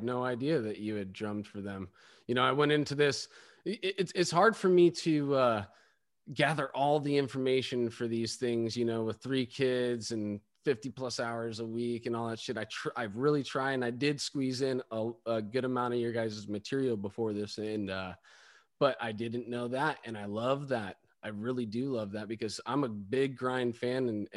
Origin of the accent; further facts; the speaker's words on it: Pacifica, California, United States; we saw … in my hometown.